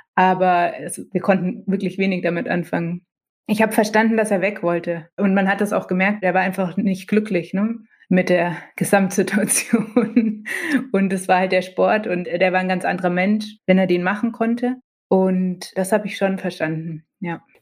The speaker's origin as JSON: {"language": "German", "town": "Nuremberg", "region": "Bavaria", "country": "Germany", "tie": "born or raised there", "said": "Wir sind ja in Nürnberg aufgewachsen"}